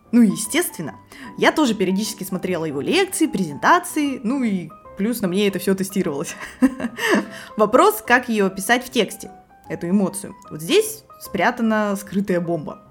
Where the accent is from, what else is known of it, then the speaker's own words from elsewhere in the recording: Irkutsk, Irkutsk Oblast, Russia; moved away as an adult; now in Saint Petersburg, Russia; в родном городе Иркутске целых семь лет. Сейчас я живу в Петербурге